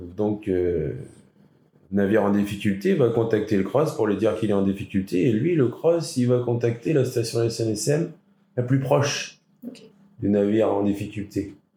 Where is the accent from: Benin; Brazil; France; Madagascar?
France; La Cotinière, Nouvelle-Aquitaine; J'ai grandi à la Cotinière.